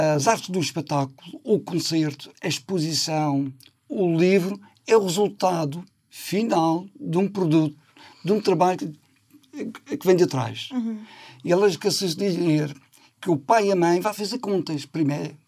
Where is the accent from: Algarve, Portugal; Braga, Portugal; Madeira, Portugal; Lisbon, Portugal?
Madeira, Portugal; nós, na ilha, que é portuguesa. Somos madeirenses, portugueses, europeus